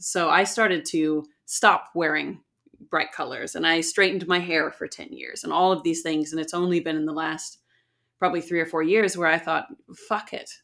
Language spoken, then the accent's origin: English; San Diego, California, United States; moved away as an adult; now in Auckland, New Zealand; I'm from San Diego in California